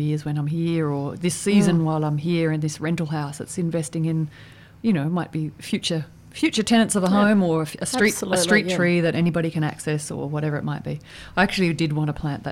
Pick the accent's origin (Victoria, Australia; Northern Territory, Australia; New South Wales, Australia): Victoria, Australia; growing up in Victoria